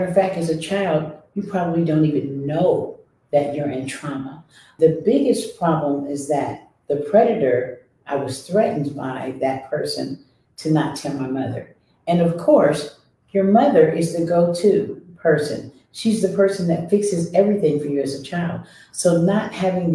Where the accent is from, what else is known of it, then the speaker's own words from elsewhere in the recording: Columbus, Ohio, United States; I was born and raised here in Columbus, Ohio.